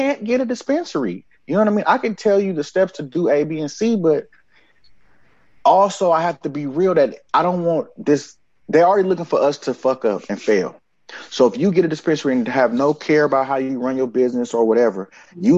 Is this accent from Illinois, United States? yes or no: no; Oakland, California, United States; moved away; I come from Oakland, where we don't stare at people or look at people